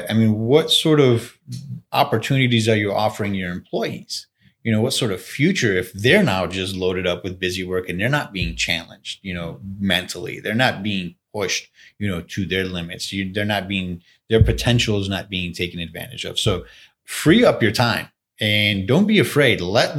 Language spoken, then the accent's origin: English; Buffalo, New York, United States; I'm born and raised in Buffalo, and I've had, you know, siblings who have left Buffalo and then have come back to Buffalo.